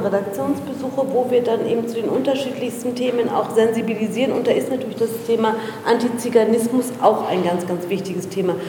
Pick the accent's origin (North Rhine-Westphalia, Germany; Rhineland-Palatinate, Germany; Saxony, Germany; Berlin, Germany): Berlin, Germany; Meine Eltern sind aus Afghanistan hierher gekommen. Ich bin in Berlin geboren